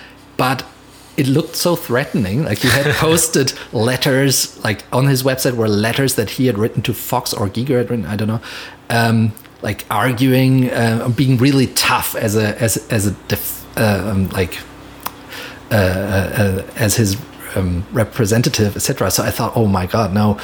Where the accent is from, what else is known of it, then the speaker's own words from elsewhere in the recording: Mainz, Rhineland-Palatinate, Germany; moved away as an adult; now in Los Angeles, United States; And so I lived in Mainz still, in my hometown in Germany.